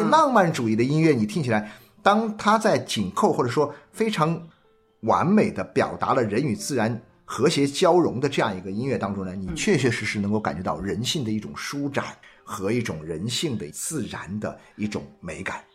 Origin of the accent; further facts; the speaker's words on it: China; 作为中国人